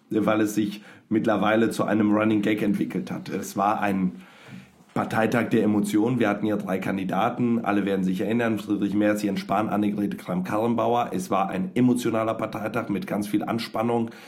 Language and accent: German; North Rhine-Westphalia, Germany; Ich komme aus Nordrhein-Westfalen